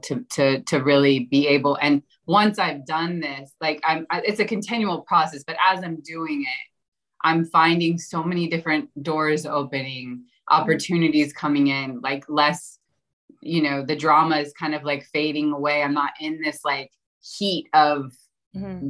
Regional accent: Florida, United States; I grew up in Florida

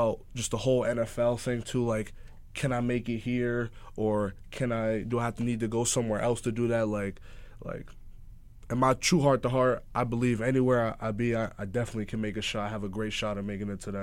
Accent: Montclair, New Jersey, United States; I'm from Montclair, New Jersey. I'm from Jersey

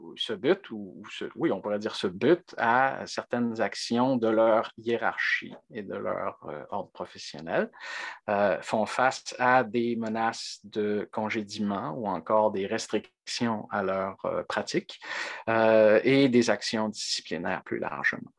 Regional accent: Quebec, Canada; on est québécois

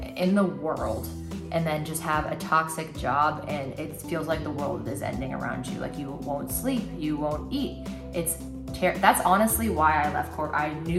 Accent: Tampa, Florida, United States; I didn't understand Jacksonville because I came from Tampa and St. Pete, where there's always something to do.

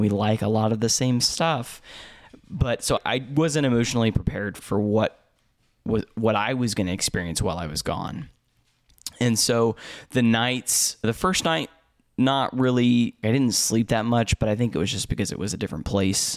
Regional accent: Indianapolis, Indiana, United States; I'm from the States, like, from I, from Indianapolis

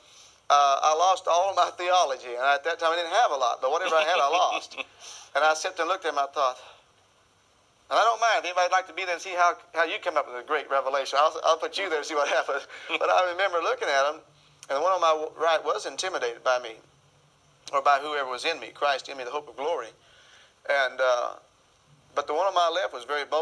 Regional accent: Arkansas, United States; I was raised in Arkansas

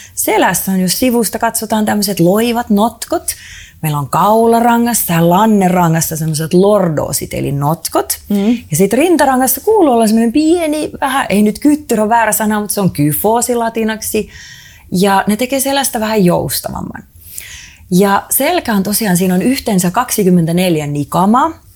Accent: Estonia; mä oon itse Eestistä kotoisin

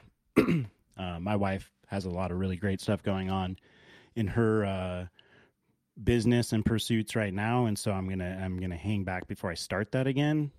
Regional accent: Alaska, United States; also born or lived in Dallas, Texas / Los Angeles, California / Barrow, Alaska / Anchorage, Alaska; I grew up in Alaska, uh, born in Dallas, Texas, moved to Los Angeles, California before the age of one, lived in Los Angeles until six, moved to Anchorage briefly before moving to Barrow, Alaska.

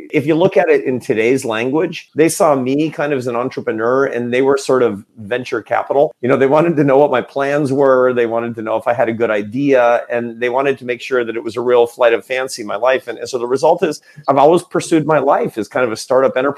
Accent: Seattle, Washington, United States; also born or lived in Spokane, Washington; I was born in a city called Spokane in the state of Washington, but I grew up in Seattle, Washington

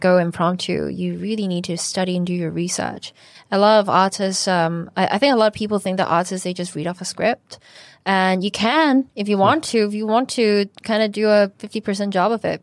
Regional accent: Canada; now in Hong Kong; I was born in Canada, but my mum is from Shanghai

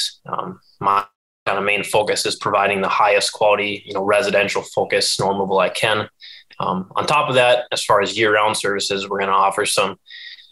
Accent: Moorhead, Minnesota, United States; moved away as an adult; now in Grand Rapids, United States; I'm born and raised in Moorhead, Minnesota

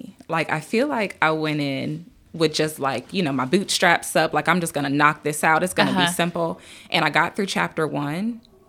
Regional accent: Durham, North Carolina, United States; Yeah. So I am from Durham.

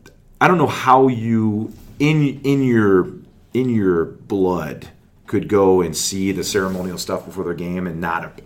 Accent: Cincinnati, Ohio, United States; born there; So I was born in Cincinnati. All my family's lives in Cincinnati.

